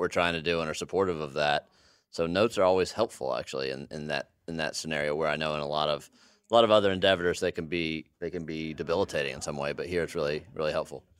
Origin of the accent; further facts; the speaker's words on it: United States; also born or lived in Texas; I grew up in Arkansas and Texas